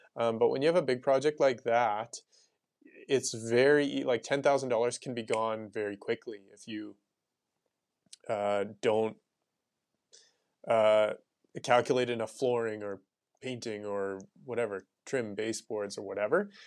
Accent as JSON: {"language": "English", "town": "Sherwood Park", "region": "Alberta", "country": "Canada", "tie": "born or raised there", "also_born_or_lived": "Riverbend, Edmonton", "lives_now": "Edmonton, Canada", "said": "I grew up in Sherwood Park, and then I moved to Riverbend"}